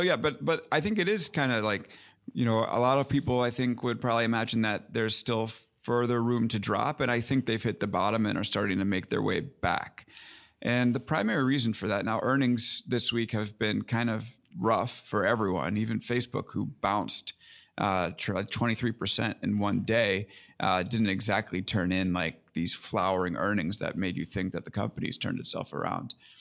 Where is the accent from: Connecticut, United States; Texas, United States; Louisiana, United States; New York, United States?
New York, United States; Long Island; also born or lived in Brooklyn; I grew up in Long Island, so I'm New York guy through and through